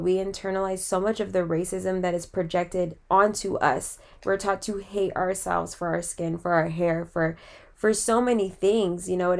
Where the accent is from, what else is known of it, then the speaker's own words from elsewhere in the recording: California, United States; moved away; also born or lived in Florida; I'm really from California